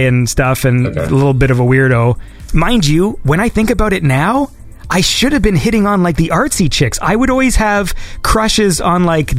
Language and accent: English; Canada; I'm a Canadian